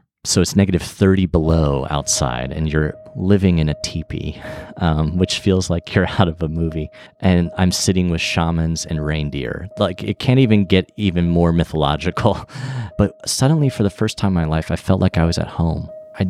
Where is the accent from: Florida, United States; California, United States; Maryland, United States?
Florida, United States; Orlando; And I was from Orlando, so it was as if he was like a reminder of home.